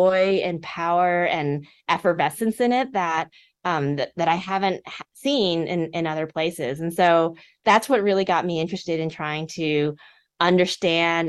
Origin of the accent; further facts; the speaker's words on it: Texas, United States; I grew up in Texas, and I was a daughter of Korean immigrants